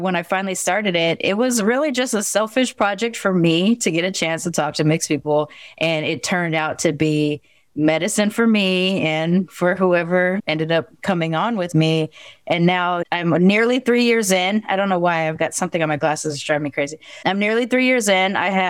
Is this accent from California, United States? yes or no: yes; Long Beach, California, United States; also born or lived in Sacramento; Because I grew up in Long Beach and in Sacramento too, but in Long Beach is where my personality is formed. And so it was a very Black and Mexican area that I grew up in.